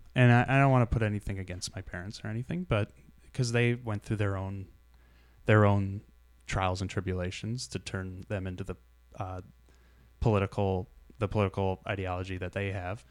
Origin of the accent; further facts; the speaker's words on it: Shelby Township, Michigan, United States; I grew up in Shelby Township.